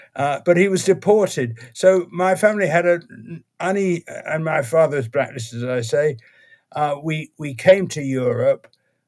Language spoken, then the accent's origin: English; New York, United States; born there; Well, I was born in the US because my parents were in the US. And I was born in New York.